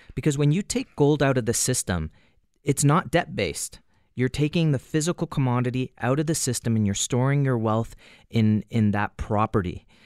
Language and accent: English; Canada; as a Canadian